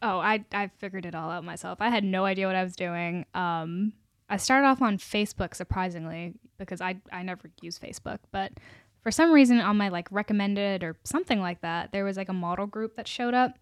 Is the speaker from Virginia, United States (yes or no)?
yes; Charlottesville, Virginia, United States; moved away as an adult; also born or lived in South India (ancestry); now in Richmond, United States; I'm from Richmond, but originally I'm from Charlottesville